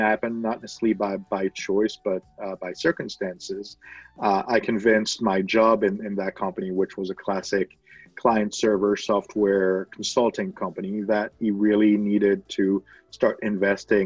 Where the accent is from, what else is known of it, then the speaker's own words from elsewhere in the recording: France; I was born and raised in France